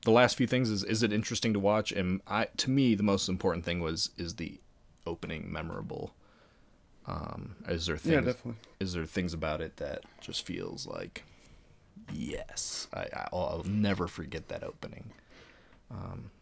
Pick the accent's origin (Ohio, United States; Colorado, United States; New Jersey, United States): Ohio, United States; Both Andrew and I are from Ohio